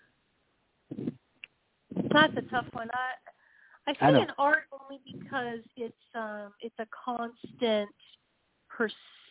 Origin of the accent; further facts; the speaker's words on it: Cincinnati, Ohio, United States; moved away as an adult; also born or lived in Chicago / Los Angeles; I grew up in Cincinnati, Ohio, where the amusement park is called King's Island